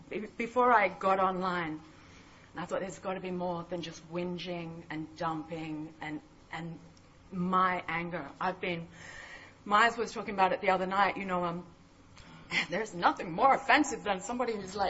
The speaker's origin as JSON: {"language": "English", "town": "Mullumbimby", "region": "New South Wales", "country": "Australia", "said": "I was from Byron Bay, Mullumbimby, up in northern New South Wales"}